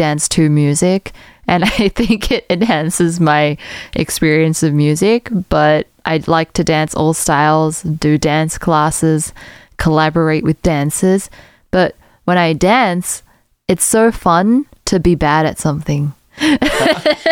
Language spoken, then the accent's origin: English; South Africa; moved away; also born or lived in Australia; When I was a kid, I grew up in South Africa.